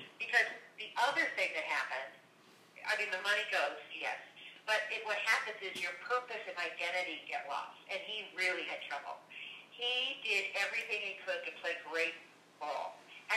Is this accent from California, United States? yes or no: yes; Los Angeles, California, United States; moved away; I was from Los Angeles